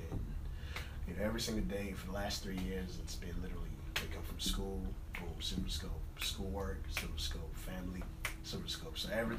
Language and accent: English; Nigeria; now in United States; I was born in Nigeria. I moved to America probably around 10, 12 years ago.